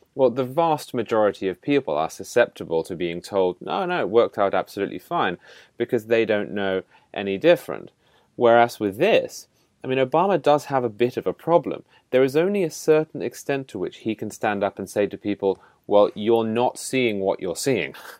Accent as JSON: {"language": "English", "country": "United Kingdom", "moved": "yes", "said": "as a Brit"}